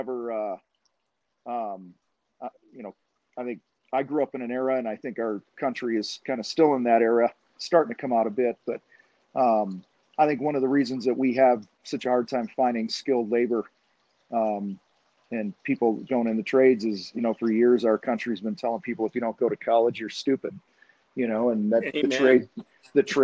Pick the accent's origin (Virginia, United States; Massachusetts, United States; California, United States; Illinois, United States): Illinois, United States; outside of Chicago; I grew up outside of Chicago